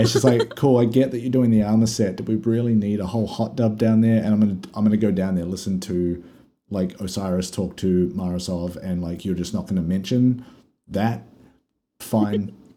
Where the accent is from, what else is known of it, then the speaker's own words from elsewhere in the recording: Australia; We're Australian